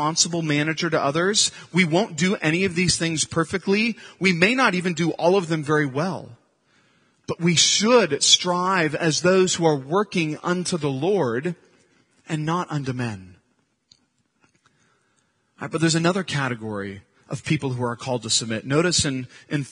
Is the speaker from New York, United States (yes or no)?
no; Santa Cruz, California, United States; I grew up in Santa Cruz